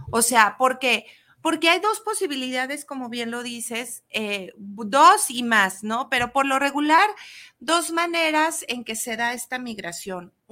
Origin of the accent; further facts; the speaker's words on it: Mexico; empezar con esta patria y decir, somos mexicanos.